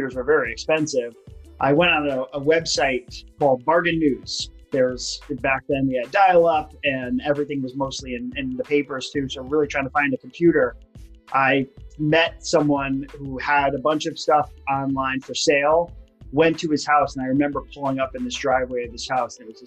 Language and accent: English; Hollywood, Florida, United States; Originally from Hollywood, Florida.